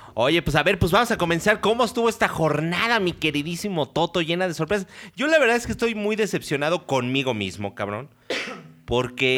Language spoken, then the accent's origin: Spanish; Mexico City, Mexico; de Ciudad de México